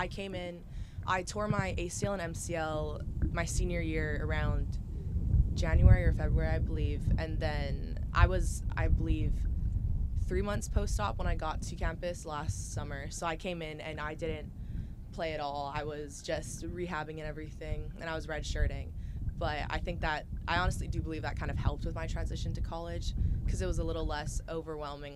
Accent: Hawaii, United States; moved away as an adult; now in Charleston, United States; growing up in Hawaii, it's incredible. I love it. I love my home so much.

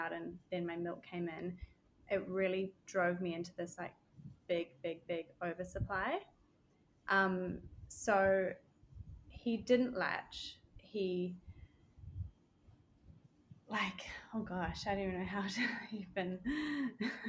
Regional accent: New Zealand; moved away as an adult; also born or lived in Australia; now in Barbados; I'm from Australian born, grew up most of my life in New Zealand, and then moved back to Australia

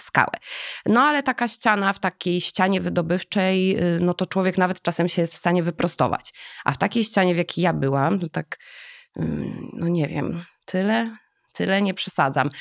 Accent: Jaworzno, Lesser Poland, Poland; ja urodziłam się w Jaworznie, to nie jest Śląsk, to jest taki dziwny trójkąt

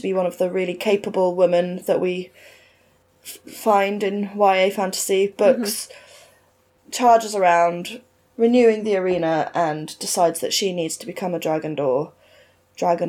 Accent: United Kingdom; accent: very British; in my very British accent

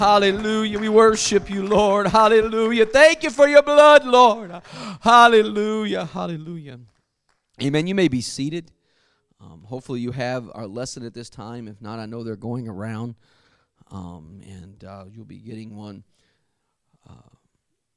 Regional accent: United States; I grew up very near the Mississippi River, the mighty Mississippi, as it's called, and it's about 3/4 of a mile across the bridge that I used to cross over to go from Arkansas to Tennessee

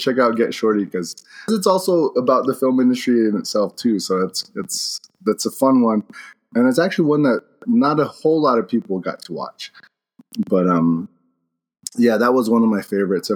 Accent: Pinon, Arizona, United States; moved away as an adult; also born or lived in Flagstaff, Arizona / Colorado; now in New Mexico, United States; I'm from the Navajo Nation. I grew up out there in Arizona, Flagstaff, all over the Navajo Nation. Pinon mainly is where I'm from

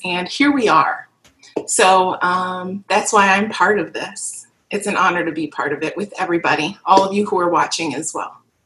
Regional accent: Kenosha, Wisconsin, United States; moved away as an adult; now in Milwaukee, United States; I am from Kenosha, born and raised in Kenosha, Wisconsin. Um, now live and reside in Milwaukee um, for about the last two or three years

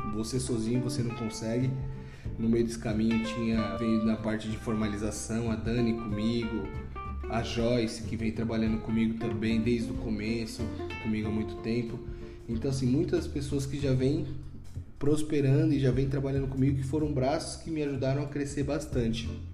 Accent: Guarulhos, São Paulo, Brazil; sou nascido em Guarulhos mesmo, sou natural de Guarulhos sou guarulhense nato

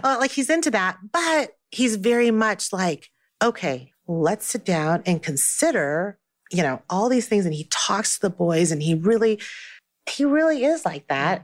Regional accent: Taiwan; now in United States; I was born in Taiwan and that I still speak Mandarin

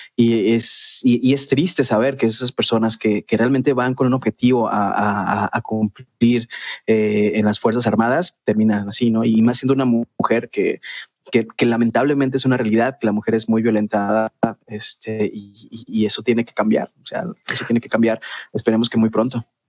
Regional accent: Michoacán, Mexico; also born or lived in Guadalajara, Jalisco, Mexico; yo soy de Michoacán más bien pero nací en Guadalajara

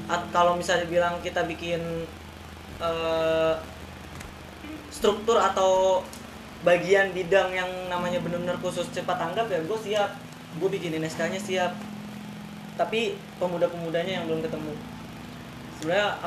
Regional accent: Ulujami, Jakarta, Indonesia; apalagi gue emang dulu lahir di sini di Ulu Jami uh, eh, gue balik tinggal ke Cipulir uh, umur gue 2 tahun pas umur uh, eh, SD kelas 2 gue balik lagi ke sini

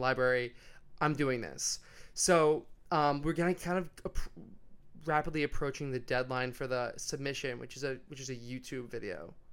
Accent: New York, United States; moved away as an adult; also born or lived in Long Island; now in Sydney, Australia; I'm from New York

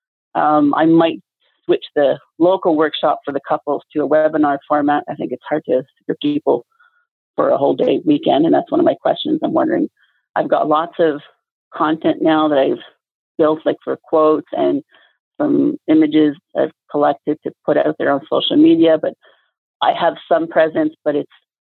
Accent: Quebec, Canada; I'm from Quebec, where it's, you know, well, not everybody speaks French in Quebec pretty much.

